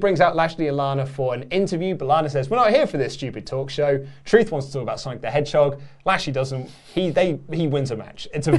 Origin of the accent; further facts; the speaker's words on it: United Kingdom; I think, it probably helps because we are British